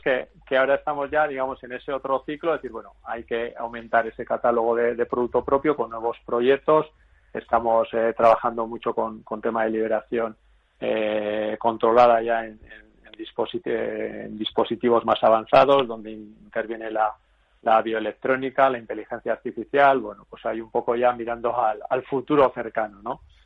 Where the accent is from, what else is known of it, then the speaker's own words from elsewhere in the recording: Vitoria-Gasteiz, Basque Country, Spain; yo soy de Vitoria